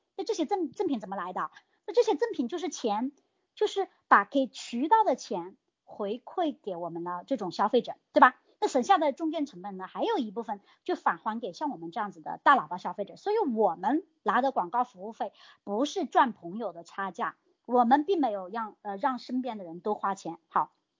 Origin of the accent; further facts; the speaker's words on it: China; 我们大陆这边